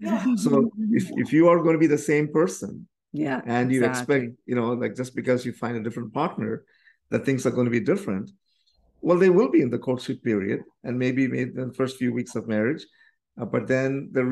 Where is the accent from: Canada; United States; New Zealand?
Canada; So we are … from Canada.